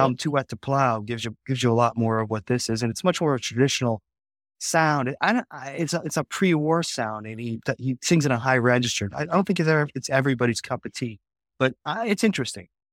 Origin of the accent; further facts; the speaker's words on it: Chicago, Illinois, United States; moved away; I was born on the South Side, lived there for the first six years of my life